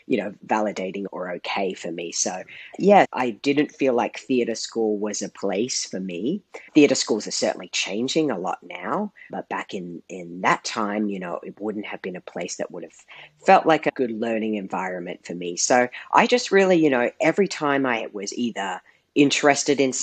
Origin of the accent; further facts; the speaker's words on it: Australia; I grew up in Australia, and despite growing up in the third largest city